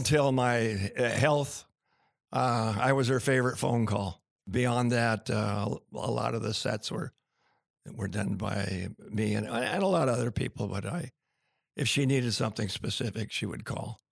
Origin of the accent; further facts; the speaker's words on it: Tacoma, Washington, United States; I was born in Tacoma General Hospital